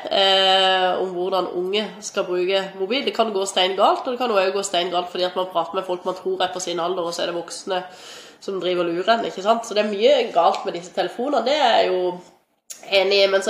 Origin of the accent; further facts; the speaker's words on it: Stavanger, Rogaland, Norway; Jeg har sett, i hvert fall jeg kommer fra Stavanger, så lett å sammenligne med det, men der er det altså gratis å gå i svømmehallen for barn helt fram til de er tolv år, ikke sant.